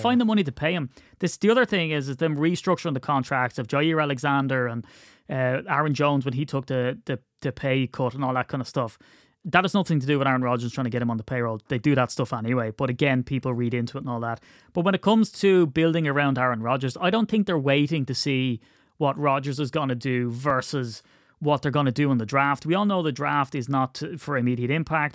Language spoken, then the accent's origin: English; Ireland; as an Irishman